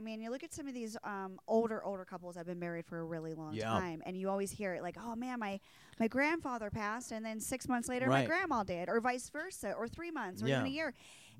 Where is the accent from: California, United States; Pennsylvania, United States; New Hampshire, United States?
Pennsylvania, United States; Small town of Pennsylvania.